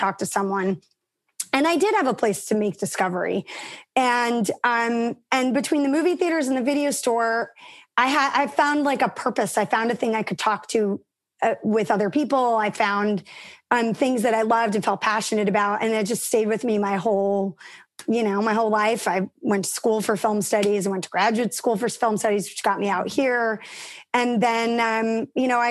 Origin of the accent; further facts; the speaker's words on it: New York City, New York, United States; I grew up in Manhattan.